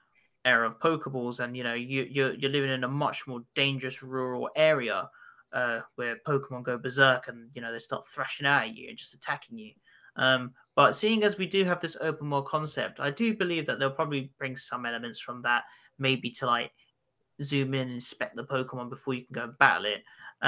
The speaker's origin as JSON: {"language": "English", "town": "Arenas de San Pedro", "region": "Castile and León", "country": "Spain", "tie": "born or raised there", "second_language": "English", "said": "where I grew up in Spain was in a small village in the province of Avila called... Gosh, here comes the Spanish tongue, Arenas de San Pedro."}